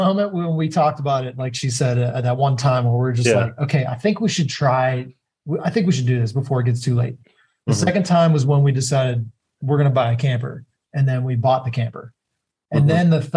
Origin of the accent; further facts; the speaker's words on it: Pittsburgh, Pennsylvania, United States; moved away as an adult; I'm from Pittsburgh originally. I came down here for a job, and I've been here for about 5 years.